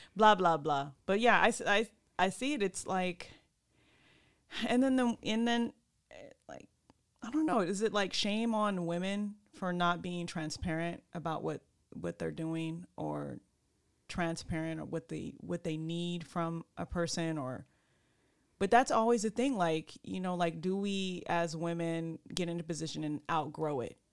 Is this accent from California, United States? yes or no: yes; California, United States; also born or lived in Sacramento; I'm from California.